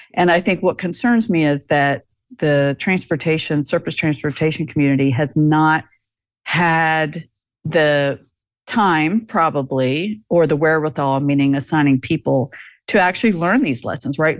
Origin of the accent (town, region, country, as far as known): United States